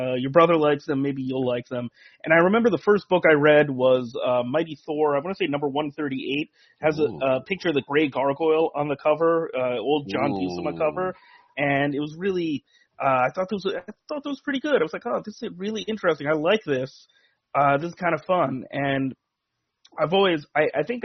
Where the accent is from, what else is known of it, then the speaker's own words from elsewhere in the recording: Edison, New Jersey, United States; I grew up in Edison, New Jersey